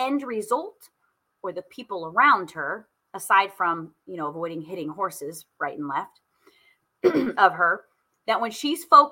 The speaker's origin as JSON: {"language": "English", "town": "Indianapolis", "region": "Indiana", "country": "United States", "said": "I am from Indy"}